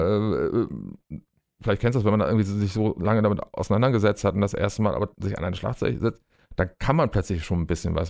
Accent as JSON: {"language": "German", "region": "Bremen", "country": "Germany", "tie": "born or raised there", "said": "ich bin äh, tatsächlich in Deutschland, in meiner Heimatstadt Bremen geboren"}